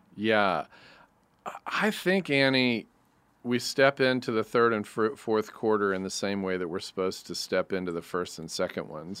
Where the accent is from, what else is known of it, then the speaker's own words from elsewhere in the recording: United States; I'm American